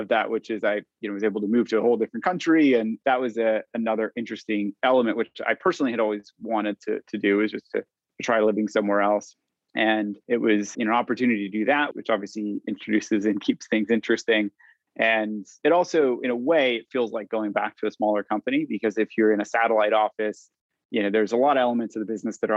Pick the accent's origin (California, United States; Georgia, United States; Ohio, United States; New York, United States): California, United States; moved away as an adult; now in London, United Kingdom; I'm a Californian living in London.